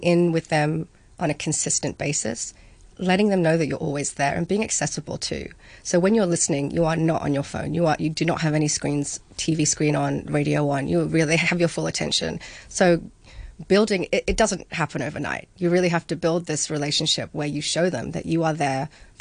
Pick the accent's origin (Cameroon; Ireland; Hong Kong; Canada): Hong Kong; having grown up here